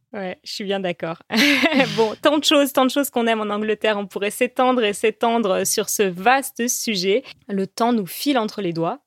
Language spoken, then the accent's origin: French; Paris, Île-de-France, France; first language French; chez nous à Paris.